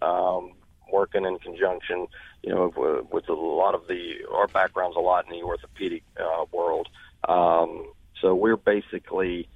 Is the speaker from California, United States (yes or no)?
no; Uniontown, Pennsylvania, United States; moved away as an adult; also born or lived in West Virginia / Alabama / Florida; now in Baton Rouge, United States; I grew up around Pittsburgh